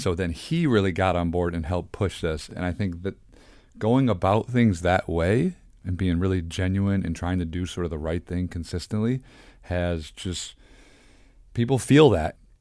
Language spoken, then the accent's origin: English; Detroit, Michigan, United States; moved away as an adult; also born or lived in Cincinnati / Houston; now in Philadelphia, United States; I grew up in Detroit